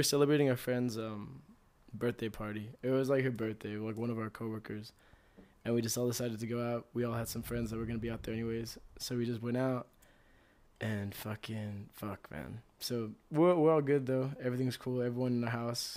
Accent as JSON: {"language": "English", "town": "El Paso", "region": "Texas", "country": "United States", "tie": "born or raised there", "said": "our hometown, which was like, well, obviously El Paso, Texas"}